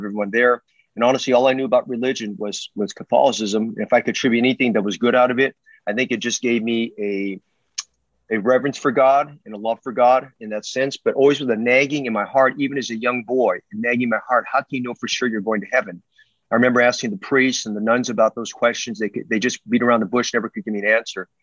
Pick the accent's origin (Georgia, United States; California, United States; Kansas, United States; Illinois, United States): California, United States; Oakland; I grew up in West Oakland